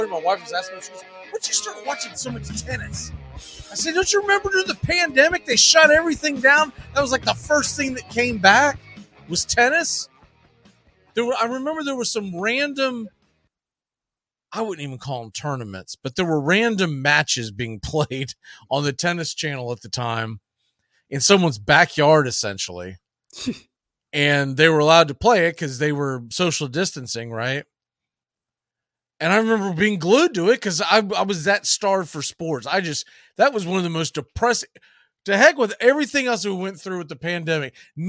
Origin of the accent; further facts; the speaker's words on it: Australia; because it comes on so late when I come from Australia.